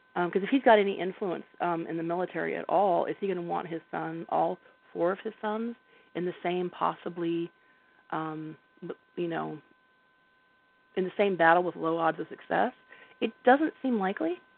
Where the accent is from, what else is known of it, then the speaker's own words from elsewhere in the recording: the South, United States; I grew up in the South, and my grandma, her thing was she made little clicks with her tongue